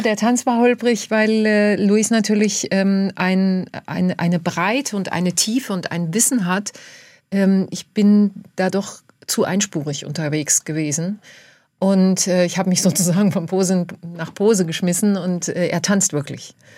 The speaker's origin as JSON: {"language": "German", "country": "Germany", "also_born_or_lived": "Argentina", "moved": "as an adult", "said": "Ich bin die Deutsche, die Tango tanzt"}